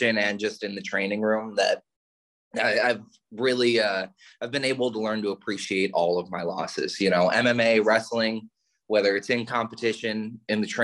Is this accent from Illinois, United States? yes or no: yes; northern suburbs of Chicago, Illinois, United States; moved away as an adult; also born or lived in East Tennessee; now in Tennessee, United States; Originally I'm from the Chicago area, northern suburbs of Chicago, born and raised there